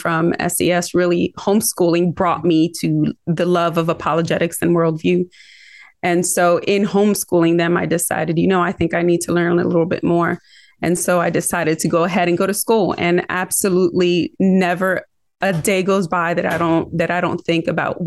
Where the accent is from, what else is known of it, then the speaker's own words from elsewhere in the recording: Philadelphia, Pennsylvania, United States; accent: Philly-Rican; now in North Carolina, United States; I was born in North Philadelphia to a Puerto Rican family. And so that's why I kind of have a little bit, what we call it, a Philly-Rican accent.